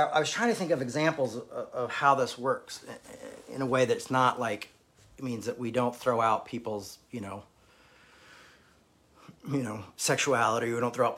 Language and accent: English; United States; growing up in America